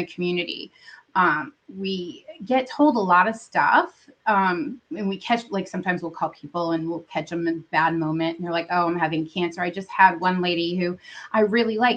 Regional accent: New Hampshire, United States; now in Virginia Beach, United States; I'm from New Hampshire

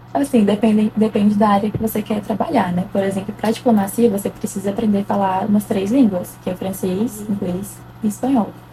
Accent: Brasília, Federal District, Brazil; tenho 19 anos, sou de Brasília

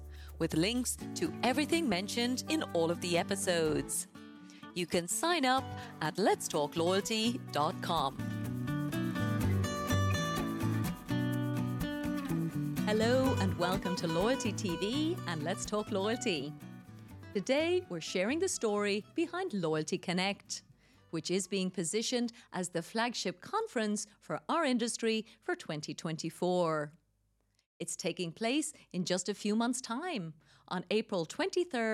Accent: Ireland; moved away; my home country, of course, back in Ireland

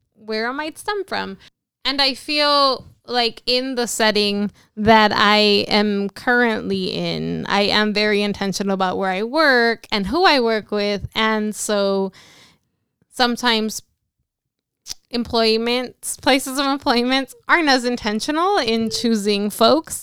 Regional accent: Los Angeles, California, United States; moved away as an adult; now in San Francisco, United States; I am originally from Los Angeles, California.

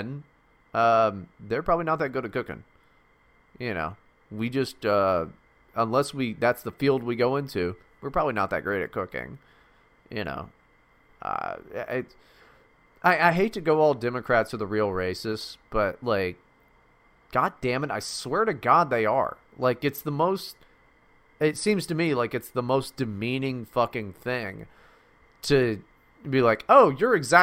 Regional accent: West Virginia, United States; moved away; also born or lived in Mississippi; I was fucking born in Mississippi, raised in West Virginia

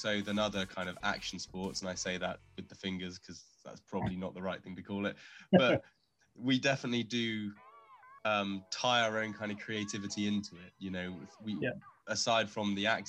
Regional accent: Cornwall, South West England, United Kingdom; now in Bristol, United Kingdom; as a Cornish person

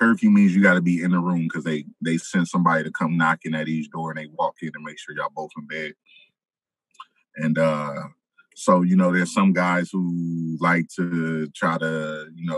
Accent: Moreno Valley, California, United States; moved away as an adult; also born or lived in Los Angeles, California; now in Massachusetts, United States; I was raised in Moreno Valley, California, which is 80 miles south

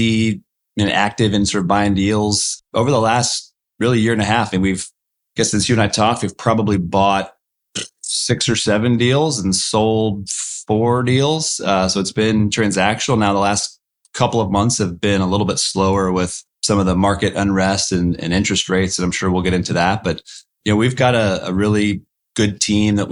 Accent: Austin, Texas, United States; born or raised there

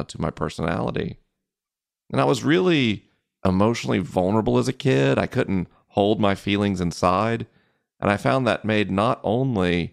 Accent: Florida, United States; growing up in the South

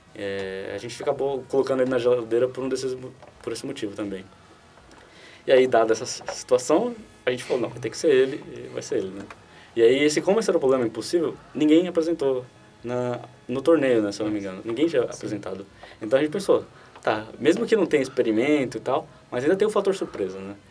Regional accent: Brazil; a gente é brasileiro

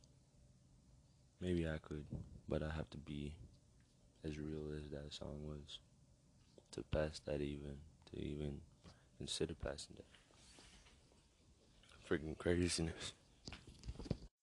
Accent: Toronto, Ontario, Canada; I come from Toronto, Canada

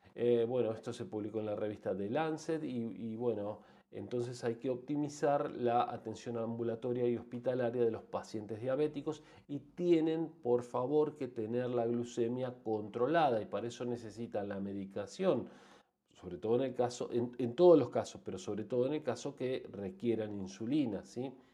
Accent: Argentina; En países como el nuestro, como Argentina

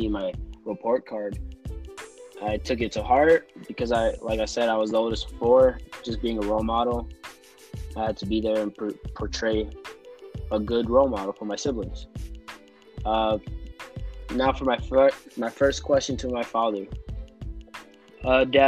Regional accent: Tucson, Arizona, United States; also born or lived in Loma Linda, California; I was born in Loma Linda, California, but I am from Tucson, Arizona

